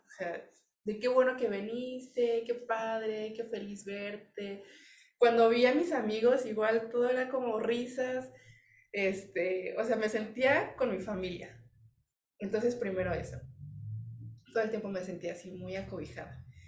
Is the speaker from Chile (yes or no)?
no; Mexico; pues de México.